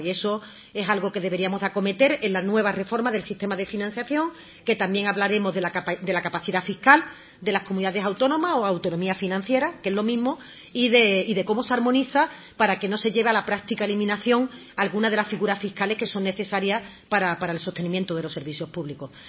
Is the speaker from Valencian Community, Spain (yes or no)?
no; Andalusia, Spain